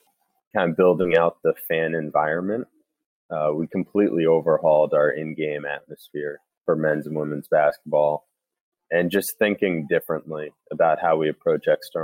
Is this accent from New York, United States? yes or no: yes; New York City, New York, United States; moved away; also born or lived in Vermont; I'm from New York City originally, so obviously Hackensack is right over the bridge, 20 minutes from where I grew up